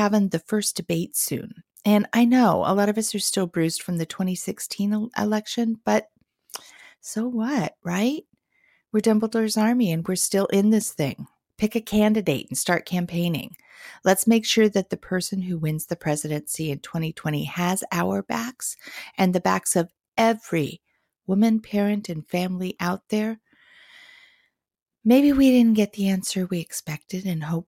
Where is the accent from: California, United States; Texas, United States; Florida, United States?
California, United States; Redondo Beach; now in Portland, United States; I grew up in Southern California in Redondo Beach